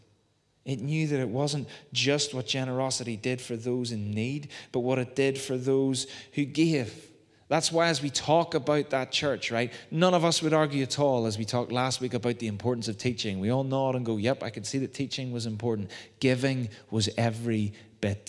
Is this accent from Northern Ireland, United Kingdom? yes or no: yes; Belfast, Northern Ireland, United Kingdom; When I was growing up in Waterloo Gardens, just down the Antrim Road